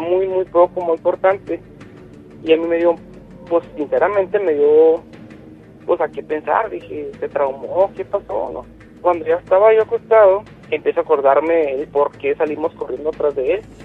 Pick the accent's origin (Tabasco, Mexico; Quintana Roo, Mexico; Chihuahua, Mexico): Chihuahua, Mexico; Yo soy de, de, de Chihuahua